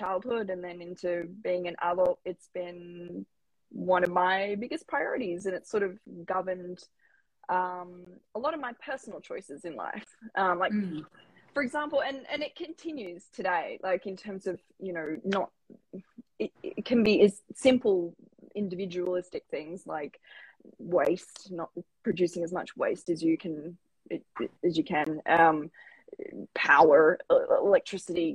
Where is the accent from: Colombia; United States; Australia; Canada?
Australia; Lismore, New South Wales; I grew up in Lismore, Northern Rivers, New South Wales